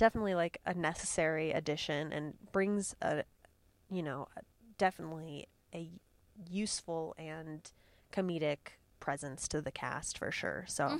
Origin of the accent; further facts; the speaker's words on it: Illinois, United States; I'm from Illinois, like originally. and not originally, but that's where I've spent most of my time in the Midwest.